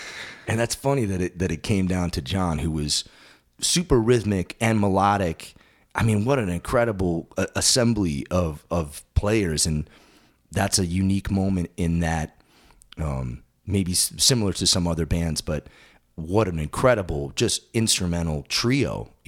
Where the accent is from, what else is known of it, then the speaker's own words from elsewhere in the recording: East Coast, United States; And then I growing up on the East Coast, I saw them a number of times